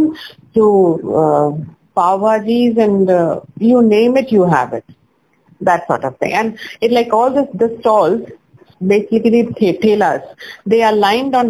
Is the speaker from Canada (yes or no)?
no; Jamshedpur, Jharkhand, India; I'm from Jamshedpur, which is in Jharkhand.